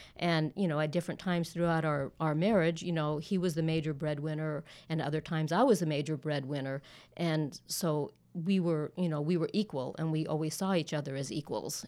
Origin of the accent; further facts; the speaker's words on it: Southern California, United States; moved away as an adult; now in Dallas-Fort Worth, United States; I was born and raised in Southern California